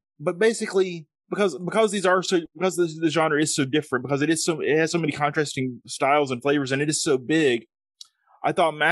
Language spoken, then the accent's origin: English; the South, United States; accent: Southern; I've got an accent. I'm from the South in America, so we talk with thick accents